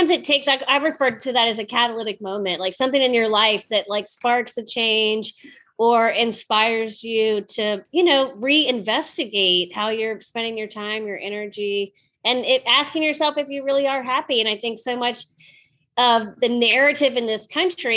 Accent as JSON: {"language": "English", "town": "Richmond", "region": "Virginia", "country": "United States", "tie": "born or raised there", "said": "I was born and raised in Richmond, Virginia"}